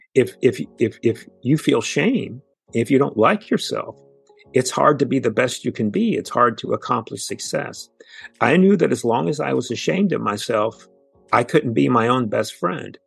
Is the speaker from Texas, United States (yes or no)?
yes; Houston, Texas, United States; I'm also from Houston, Texas